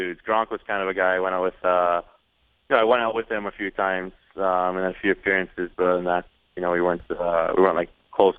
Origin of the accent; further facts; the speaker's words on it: Canada; I'm Canadian